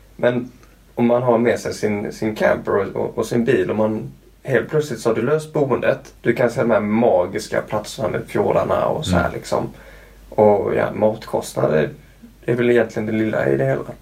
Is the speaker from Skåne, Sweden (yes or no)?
yes; Skåne, Sweden; moved away; also born or lived in Luleå / Canada; jag är uppvuxen i Skåne med det platta stället.